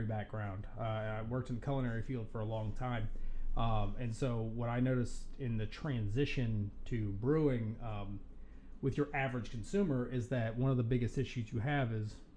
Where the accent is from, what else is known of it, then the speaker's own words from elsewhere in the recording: the South, United States; accent: Southern; now in New York, United States; I'm from the South